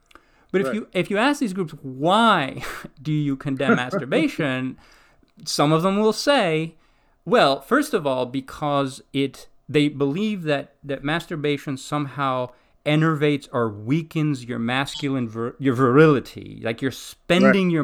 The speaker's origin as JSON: {"language": "English", "country": "Greece", "tie": "born or raised there", "moved": "yes", "said": "I grew up in Greece"}